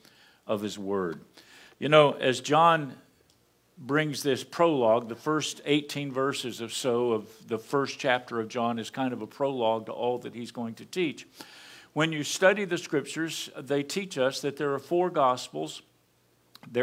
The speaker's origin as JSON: {"language": "English", "region": "Appalachian Mountains", "country": "United States", "tie": "born or raised there", "said": "Barbara and I hail from the Appalachian Mountains. We're hillbillies. We grew up in those hills."}